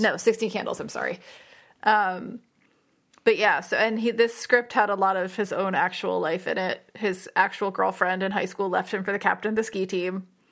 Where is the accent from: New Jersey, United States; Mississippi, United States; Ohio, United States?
New Jersey, United States; Saddle Brook; also born or lived in Glen Rock, New Jersey; I grew up in Saddleburg. I didn't know anyone that skied, I don't think. And then I moved to Glen Rock